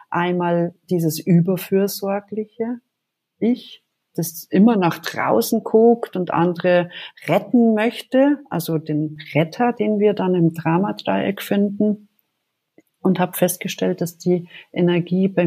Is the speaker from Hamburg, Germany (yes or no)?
no; Munich, Bavaria, Germany; Ich bin in München aufgewachsen